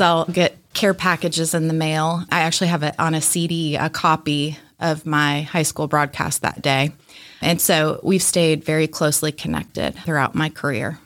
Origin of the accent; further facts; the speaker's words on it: Atlanta, Georgia, United States; growing up in Atlanta